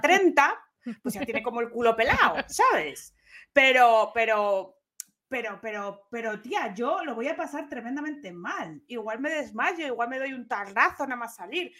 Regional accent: Gijón, Asturias, Spain; se enteró todo mi pueblo. Bueno, no era, eh, Gijón no es un pueblo

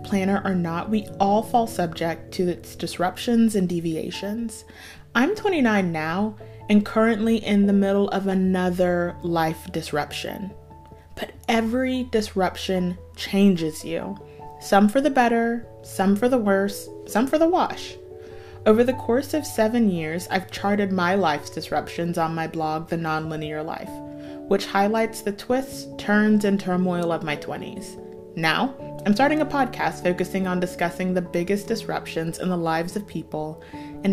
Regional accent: Marietta, Georgia, United States; moved away as an adult; also born or lived in Houston, Texas; I moved from my hometown of Marietta, Georgia to Houston, Texas

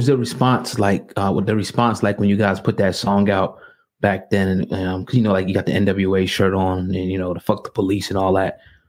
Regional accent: Philadelphia, Pennsylvania, United States; almost like Philadelphia on the East Coast, where we're from.

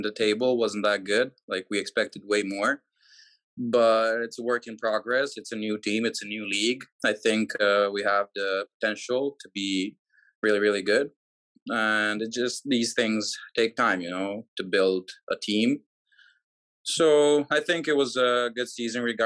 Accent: Serbia; also born or lived in Canada; I was trying really hard, training, playing here in Serbia. And I was going to school, started my first year of college

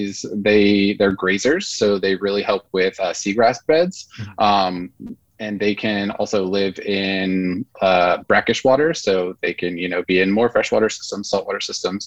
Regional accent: southern United States, Georgia, United States; being a seven-year-old growing up in Georgia, southern United States

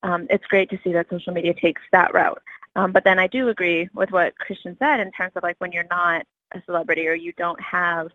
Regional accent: Texas, United States; now in New York, United States; I am from Texas, but I live in New York.

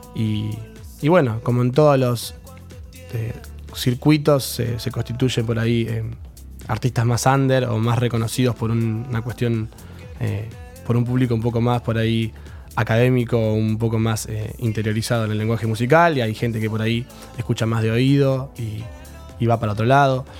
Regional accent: Mar del Plata, Buenos Aires Province, Argentina; moved away as an adult; now in La Plata, Argentina; soy de Mar del Plata. llegué a la ciudad en el 2012

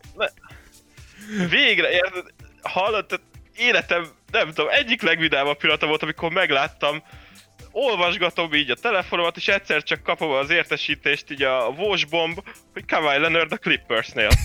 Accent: Kecskemét, Bács-Kiskun, Hungary; Kecskeméti vagyok igazából

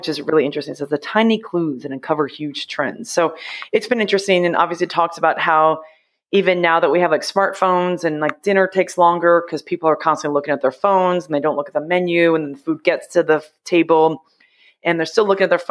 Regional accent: United States; also born or lived in Ohio / New York / Massachusetts; now in New Jersey, United States; I grew up in Ohio and New York.

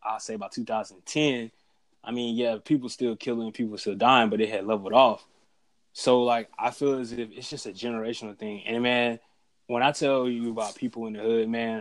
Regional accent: Byram, Mississippi, United States; now in Jackson, United States; I grew up in Byram

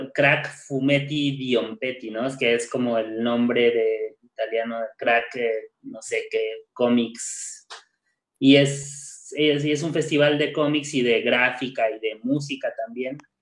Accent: Mexico City, Mexico; moved away as an adult; me fui del DF para acá

